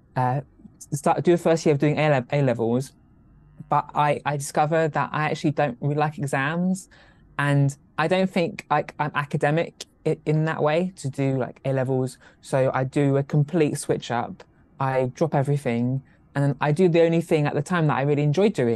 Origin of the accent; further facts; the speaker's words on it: Cornwall, South West England, United Kingdom; I'm Cornish by birth